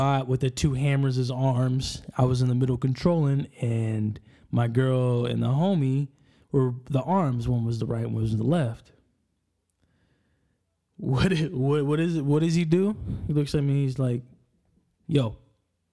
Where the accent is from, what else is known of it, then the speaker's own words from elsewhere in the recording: Enumclaw, Washington, United States; I'm from Enumclaw, Washington. We're a little south from Seattle